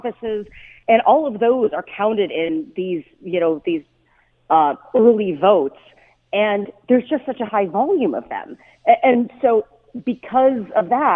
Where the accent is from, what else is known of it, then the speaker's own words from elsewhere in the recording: United States; as an American.